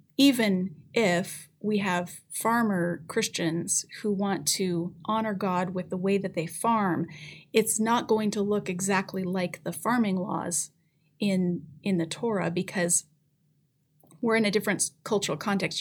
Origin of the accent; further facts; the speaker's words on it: Colorado, United States; now in Canada; grew up in Colorado